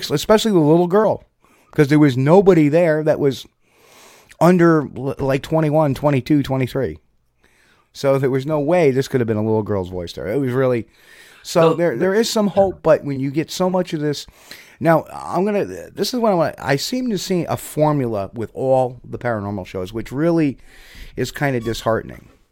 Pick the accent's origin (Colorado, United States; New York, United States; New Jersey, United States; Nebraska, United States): New Jersey, United States; I'm from New Jersey, so I understand his language